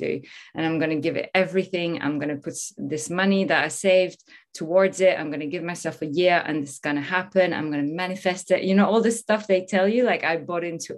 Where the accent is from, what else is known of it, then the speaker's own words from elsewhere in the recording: Normandy, France; moved away; also born or lived in Paris; I'm originally from France. I was born in Paris, raised in Normandy, in the countryside, a small town.